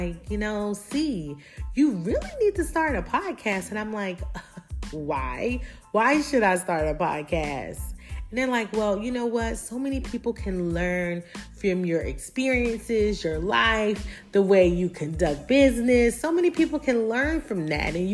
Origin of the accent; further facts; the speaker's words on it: Hemingway, South Carolina, United States; accent: country twang; I'm from the South. So if you hear a little country, little twang in there, I am from South Carolina, a small little town called Hemingway, South Carolina